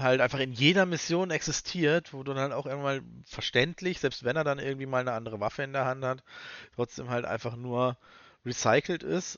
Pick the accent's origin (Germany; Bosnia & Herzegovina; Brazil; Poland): Germany; Wir haben in Deutschland